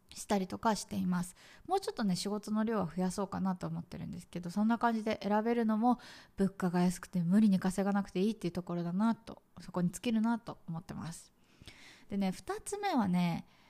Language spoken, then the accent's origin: Japanese; Tokyo, Japan; moved away as an adult; now in Vietnam; 私ね、もともと東京生まれで、そのまま東京の会社に就職し、そう。だからずっと東京にいたの。